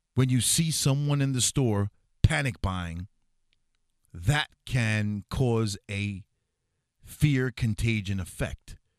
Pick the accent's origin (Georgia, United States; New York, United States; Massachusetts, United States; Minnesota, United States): New York, United States; New York City; I was born and raised in New York City